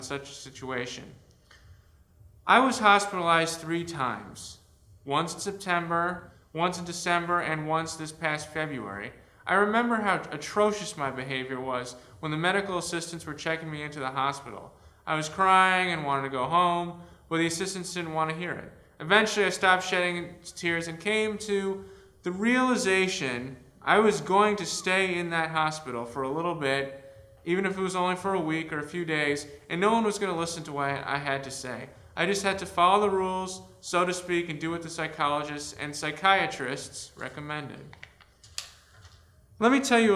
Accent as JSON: {"language": "English", "town": "Avon", "region": "Connecticut", "country": "United States", "also_born_or_lived": "Rochester, New York / East Lansing, Michigan", "said": "I'm from Avon, Connecticut"}